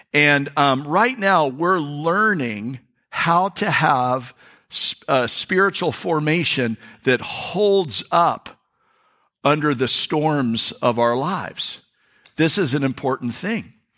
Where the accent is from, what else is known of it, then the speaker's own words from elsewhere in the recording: North Florida, United States; we're from North Florida. I mean, North Florida people.